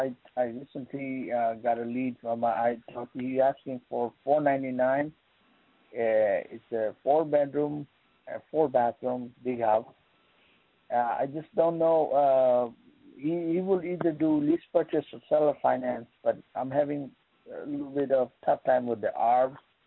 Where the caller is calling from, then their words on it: New York, United States; I'm from New York.